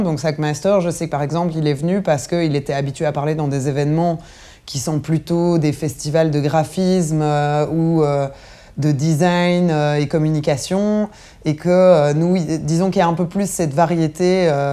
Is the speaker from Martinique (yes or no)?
no; Belgium; on est des Belges